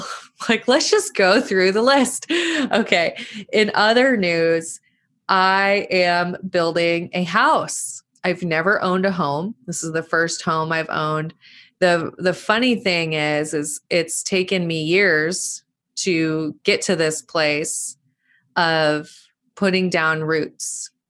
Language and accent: English; Montana, United States; I know all the women who came said they loved Bozeman, Montana. Shout out my home state.